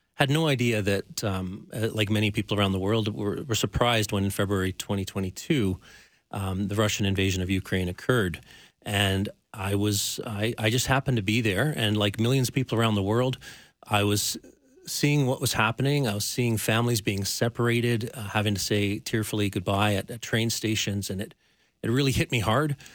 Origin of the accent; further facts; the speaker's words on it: Canmore, Alberta, Canada; now in Calgary, Canada; where I grew up in Canmore